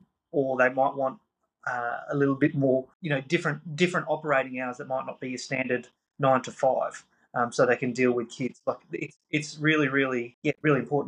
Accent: Australia; now in Goondiwindi, Australia; we as Australian agriculture, we as rural Australia

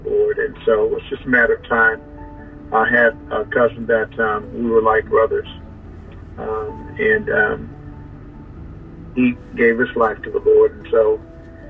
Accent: Syracuse, New York, United States; I was born right here in Syracuse

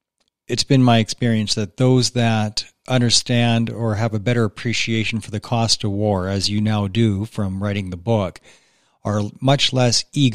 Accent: Canada

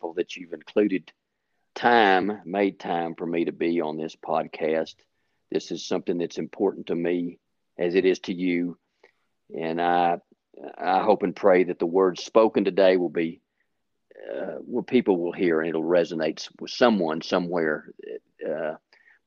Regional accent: Lubbock, Texas, United States; also born or lived in Fort Sill, Oklahoma; I basically grew up in Lubbock, Texas, went to school, grade school, high school, stayed there and went to college at Texas

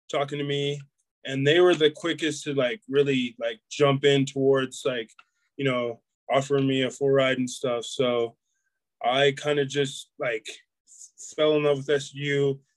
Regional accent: Murray, Utah, United States; Murray, you know, it's it's it's kind of like smack dab in the valley right there. Um, you know, it's a it's a great town. I, I loved it growing up.

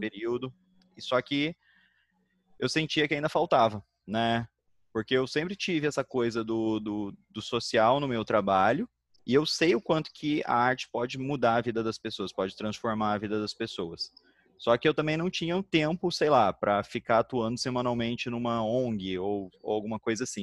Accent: Curitiba, Paraná, Brazil; now in Rio de Janeiro, Brazil; eu sou curitibano

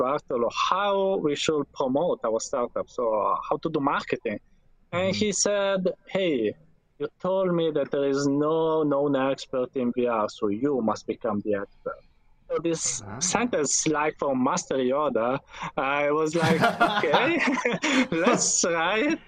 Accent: Turin, Piedmont, Italy; I'm from Italy, from Turin, that is in the northwest from Italy, of Italy

